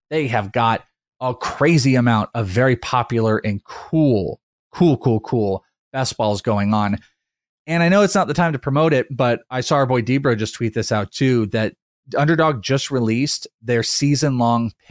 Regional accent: Wales, United Kingdom; For Bogman, I am Welsh.

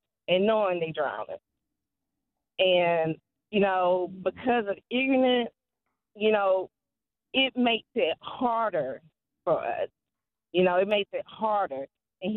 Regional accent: South Carolina, United States; I'm from South Carolina, and my dad, my uncle, and friends, they all have had, you know, positions like in construction

